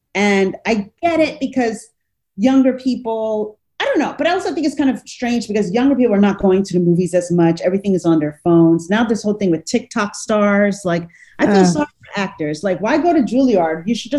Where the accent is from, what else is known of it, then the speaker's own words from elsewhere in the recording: United States; moved away as an adult; also born or lived in Los Angeles; now in Rome, Italy; I'm American